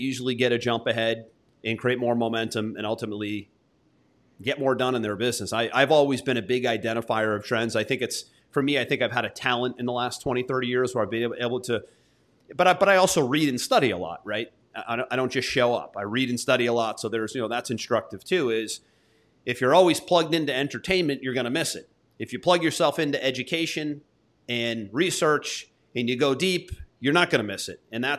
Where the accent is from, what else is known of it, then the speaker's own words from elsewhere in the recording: United States; also born or lived in Florida; I'm an American.